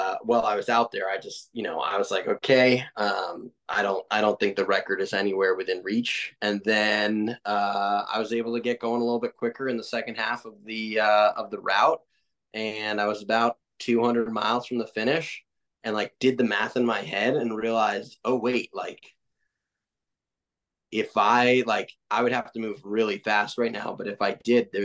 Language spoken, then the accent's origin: English; Vermont, United States; moved away; this is my home state. This is where I was born and raised, was Vermont. I don't live here anymore